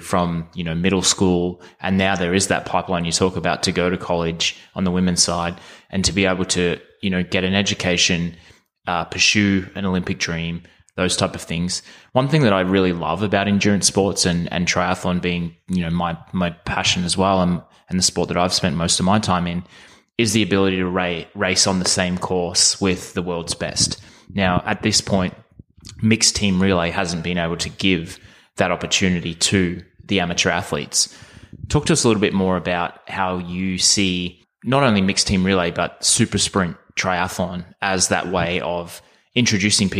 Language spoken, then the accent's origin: English; Australia; Growing up in Australia